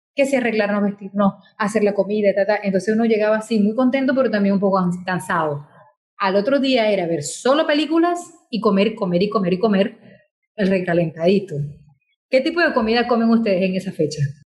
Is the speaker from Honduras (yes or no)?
no; Venezuela